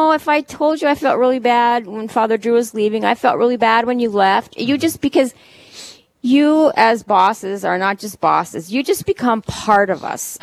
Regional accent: St. Michael, Minnesota, United States; also born or lived in Duluth; I was raised in St. Michael, Minnesota

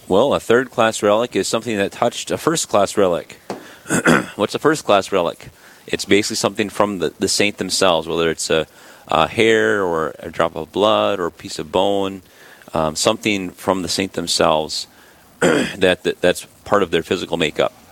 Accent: Sisseton, South Dakota, United States; I grew up in Sisseton, South Dakota

